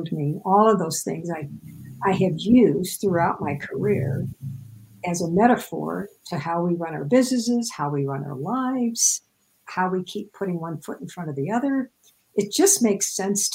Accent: Midwest, United States; I grew up in the Midwest, so everything is flat as a pancake there.

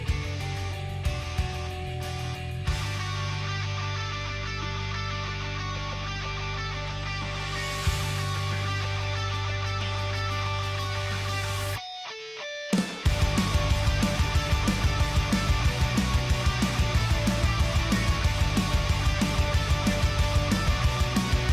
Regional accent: Cedar Rapids, Iowa, United States; now in Phoenix, United States; I grew up here in Cedar Rapids. I am a native.

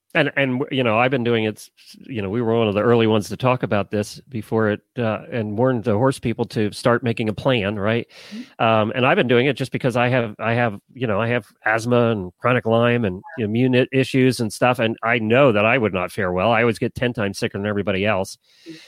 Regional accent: New Holland, Pennsylvania, United States; I grew up in New Holland. I went to high school in New Holland.

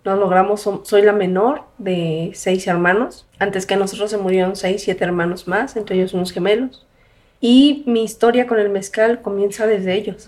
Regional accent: Mexico City, Mexico; Nací en la Ciudad de México

